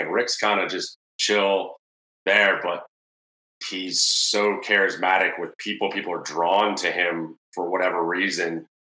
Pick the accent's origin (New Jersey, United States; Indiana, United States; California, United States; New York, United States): California, United States; Murrieta; both from Marietta, California